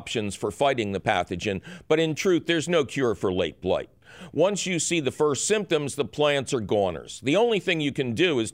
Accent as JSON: {"language": "English", "town": "Philadelphia", "region": "Pennsylvania", "country": "United States", "moved": "yes", "said": "I'm originally from Philadelphia"}